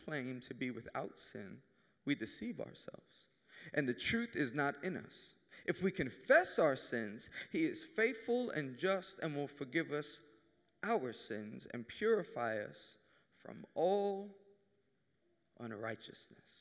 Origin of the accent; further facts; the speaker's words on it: New York City, New York, United States; I'm from Queens, New York